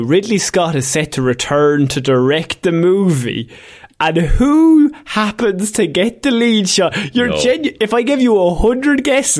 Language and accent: English; Ireland; as Irish people